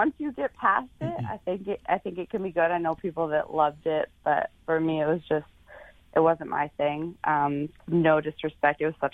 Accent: Canada; moved away; I'm from Canada, so it's great being back in Canada.

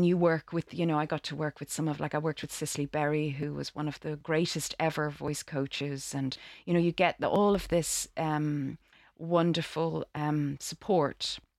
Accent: Dublin, Leinster, Ireland; moved away as an adult; I'm from Dublin in Ireland. I trained in Ireland in the Gaiety School of Acting there.

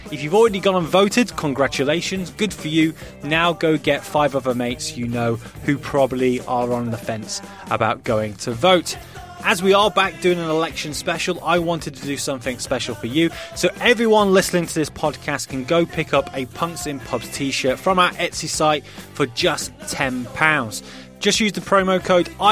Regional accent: United Kingdom; as a Brit

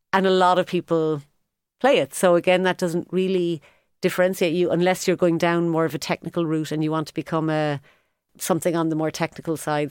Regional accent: Cork, Munster, Ireland; moved away as an adult; also born or lived in London; now in Cork, Ireland; I'm from Cork, was dying to move back

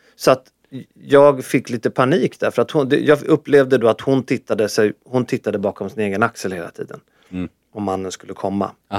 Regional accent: Sweden; jag, jag är från Sverige

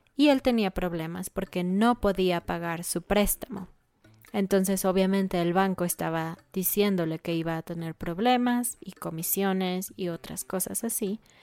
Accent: Mexico City, Mexico; soy de Ciudad de México

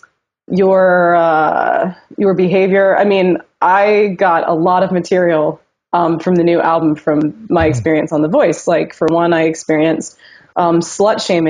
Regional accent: North Carolina, United States; I grew up in North Carolina, and there wasn't a huge opportunity for a lot of theater and plays

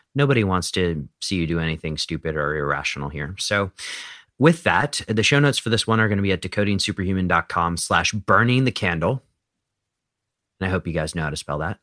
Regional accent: United States; I was born in the United States

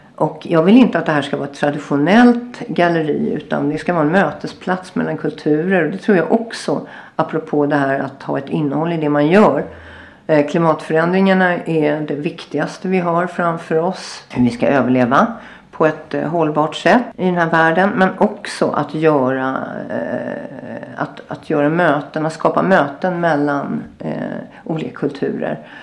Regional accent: Sweden; moved away as an adult; also born or lived in Agadir, Morocco; now in Marrakesh, Morocco; jag är ju svensk verkligen i grunden

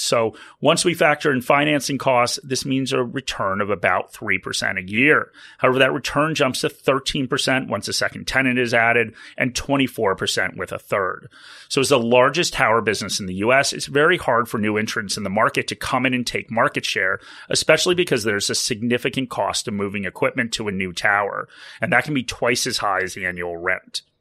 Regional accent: United States; accent: American; now in Australia; as you can probably tell from my accent, I am a dual citizen, so I have retirement accounts in the U S

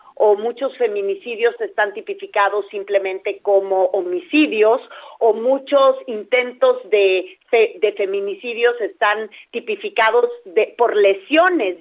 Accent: Mexico; las mexicanas, como somos latinas

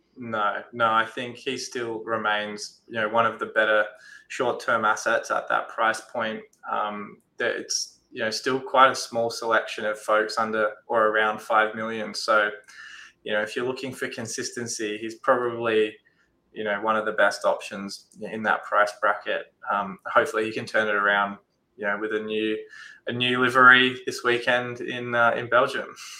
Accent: Australia; as an Aussie

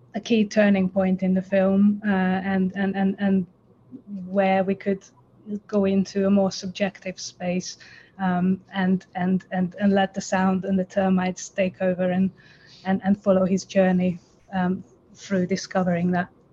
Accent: Budapest, Hungary; now in London, United Kingdom; I live in London, but I'm originally from Budapest.

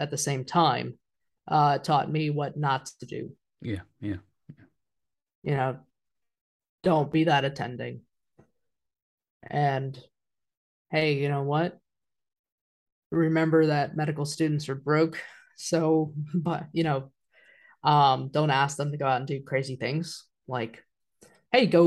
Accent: Wichita, Kansas, United States; I ended up staying in Wichita, my hometown

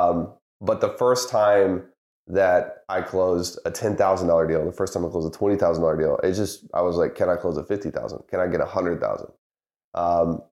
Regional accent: the South, United States; Like yourself, I grew up in the South, football country. Mm-hmm. I remember going to LSU games as a kid

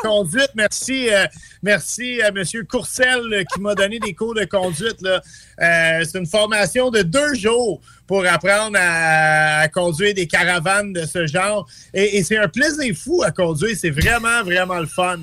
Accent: Montreal, Quebec, Canada; je suis un Montréalais ma mère m'envoyait à Paul Sauvé quand j'étais jeune

